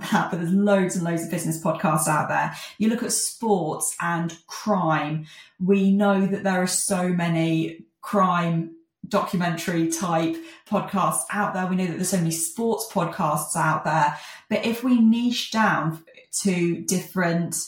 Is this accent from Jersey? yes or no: yes; Jersey; I'm from Jersey